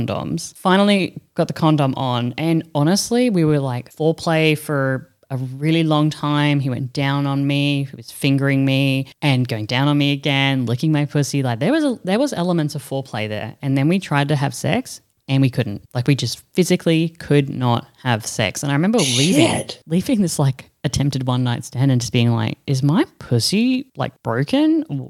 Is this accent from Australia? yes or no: yes; Australia; moved away as an adult; now in Europe; in comparison to growing up in Australia, in comparison to me now in Europe